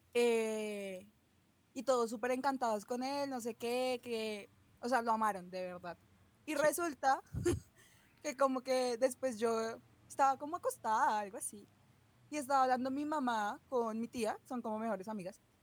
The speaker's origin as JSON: {"language": "Spanish", "region": "Bogotá", "country": "Colombia", "accent": "rolo", "said": "por ser rola y por mi acento"}